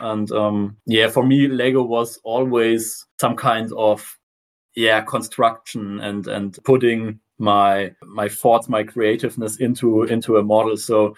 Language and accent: English; South Germany, Germany; English is a second language; I'm from Germany, especially South Germany.